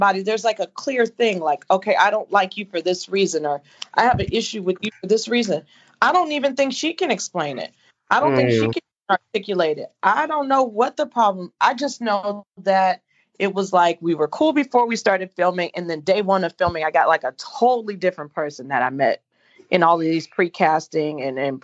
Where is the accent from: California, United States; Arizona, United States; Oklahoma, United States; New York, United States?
California, United States; Inglewood; we're both from Inglewood